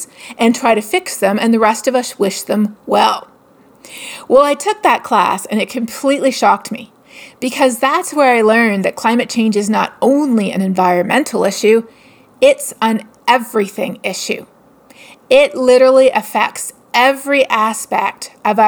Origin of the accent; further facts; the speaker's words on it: Toronto, Ontario, Canada; I am from Toronto, grew up in Etobicoke